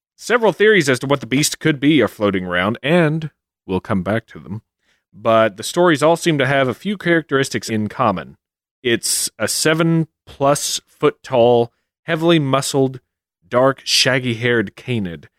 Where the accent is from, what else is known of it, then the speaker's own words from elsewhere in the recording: Kentucky, United States; my home state, my old Kentucky home. That's right, Kentucky